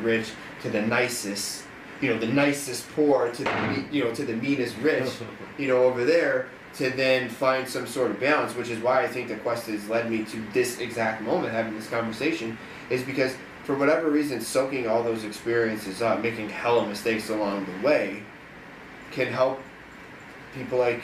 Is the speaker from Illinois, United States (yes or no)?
yes; Chicago, Illinois, United States; I'm from outside of Chicago